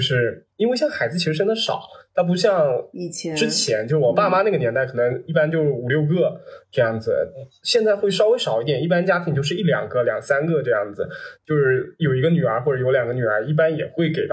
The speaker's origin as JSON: {"language": "Chinese", "town": "Nantong", "region": "Jiangsu", "country": "China", "tie": "born or raised there", "also_born_or_lived": "Fuzhou, Fujian / Changle, Fujian", "moved": "as an adult", "lives_now": "Shanghai, China", "said": "我也是在南通长大的"}